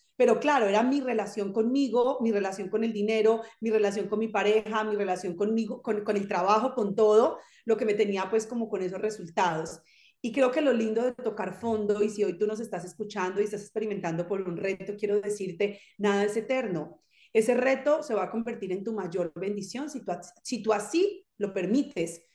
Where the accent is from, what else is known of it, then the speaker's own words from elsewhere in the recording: Zarzal, Valle del Cauca, Colombia; moved away as an adult; now in France; Yo soy colombiana y de hecho nací en una, en una población que se llama Zarzal Valle. Es un pueblo muy pequeñito en el norte del valle, en Colombia